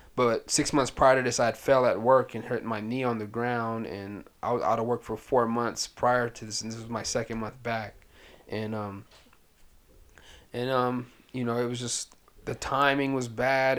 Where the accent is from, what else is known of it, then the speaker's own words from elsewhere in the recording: Pasadena, California, United States; also born or lived in Sudan / Washington, D.C.; we've been in Pasadena, California ever since uh, 80, 87.